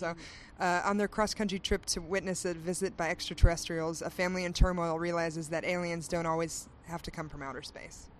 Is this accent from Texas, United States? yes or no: yes; Houston, Texas, United States; moved away as an adult; also born or lived in Austin, Texas; now in Los Angeles, United States; I was born in Houston, and I used to go back and forth as a child.